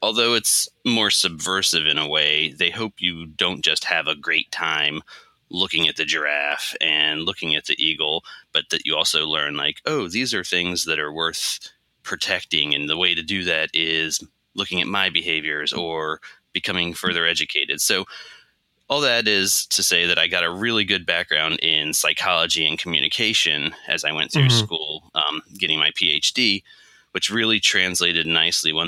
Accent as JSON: {"language": "English", "region": "Maryland", "country": "United States", "tie": "born or raised there", "also_born_or_lived": "Columbus, Ohio", "moved": "as an adult", "lives_now": "Philadelphia, United States", "said": "I grew up in Maryland, sort of outside of the DC area. Mm-hmm. I lived there for my entire childhood."}